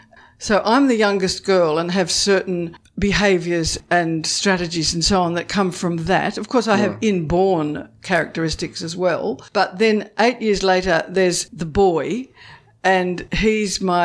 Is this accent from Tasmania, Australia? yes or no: yes; Launceston, Tasmania, Australia; I grew up in Launceston